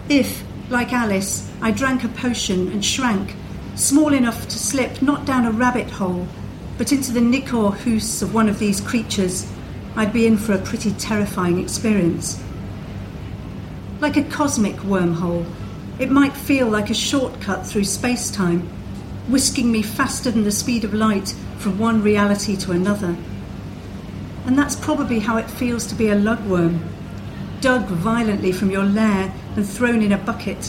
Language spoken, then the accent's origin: English; the Midlands, England, United Kingdom; accent: Midlands; moved away; some people will perhaps have recognised from my accent that I come from the Midlands, so I come from a very landlocked place